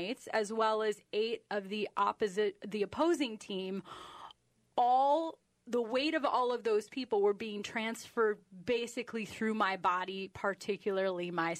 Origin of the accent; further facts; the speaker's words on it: northwest corner of Illinois, United States; moved away as an adult; now in Minnesota, United States; I grew up in a farm in the northwest corner of Illinois.